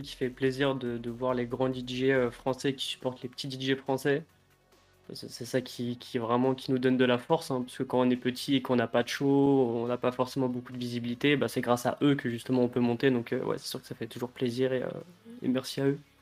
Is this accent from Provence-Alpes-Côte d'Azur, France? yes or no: no; Paris suburbs, Yvelines, Île-de-France, France; moi, c'est euh, banlieue parisienne dans le 78